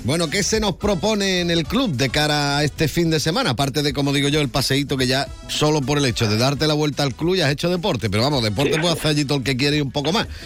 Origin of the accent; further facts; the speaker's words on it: Andalusia, Spain; soy andaluz